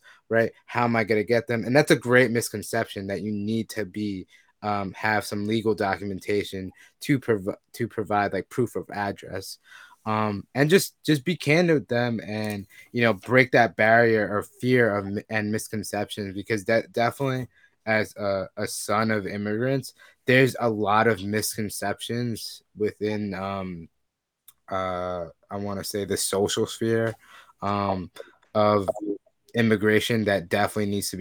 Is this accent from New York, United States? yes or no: yes; Long Island and Queens, New York, United States; I grew up between Long Island and Queens